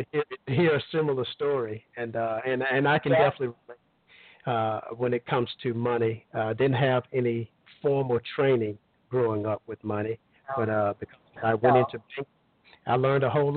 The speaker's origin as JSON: {"language": "English", "region": "Alabama", "country": "United States", "tie": "born or raised there", "moved": "yes", "said": "I'm originally from Alabama, a small hometown. Everybody knows everybody."}